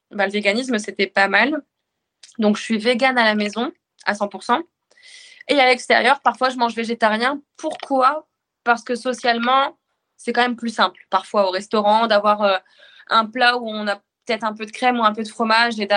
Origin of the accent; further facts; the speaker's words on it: Normandy, France; comme on voit chez nous en Normandie, de la viande locale, des éleveurs locaux